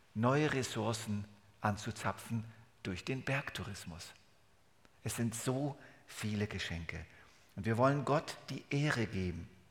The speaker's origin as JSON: {"language": "German", "country": "Germany", "accent": "Hochdeutsch", "moved": "as an adult", "lives_now": "Switzerland", "said": "29 Jahre Deutschland, 42 Jahre Schweiz, das ist mein Leben."}